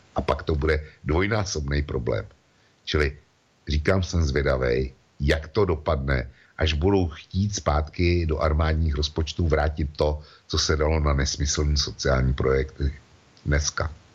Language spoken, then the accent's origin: Czech; Czechia; u nás v Čechách